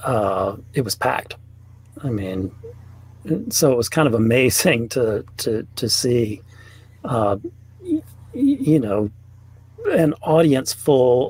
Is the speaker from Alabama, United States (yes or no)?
yes; Mobile, Alabama, United States; also born or lived in Birmingham, Alabama; I grew up in Alabama. I grew up in Mobile